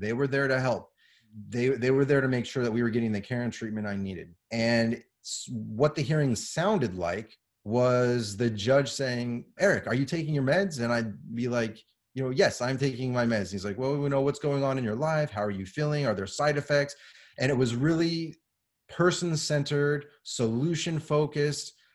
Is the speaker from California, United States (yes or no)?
yes; Southern California, United States; now in San Antonio, United States; I grew up in Southern California as a child